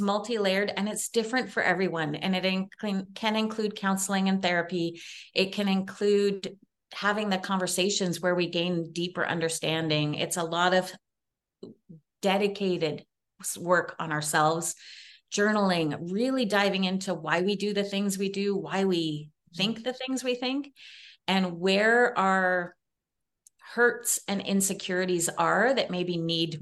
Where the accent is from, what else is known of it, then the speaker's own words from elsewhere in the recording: Canada; I'm Canadian